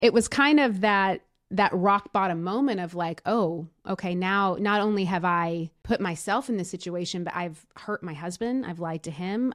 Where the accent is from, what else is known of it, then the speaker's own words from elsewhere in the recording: Tennessee, United States; also born or lived in Los Angeles; now in Nashville, United States; I'm b, born and raised in Tennessee, originally from a small town, but, but pretty much spent my entire, you know, young adult, younghood and, and young adulthood here in Nashville.